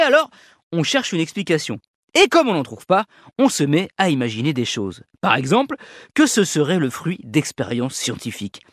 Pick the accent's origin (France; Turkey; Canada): France; chez nous en France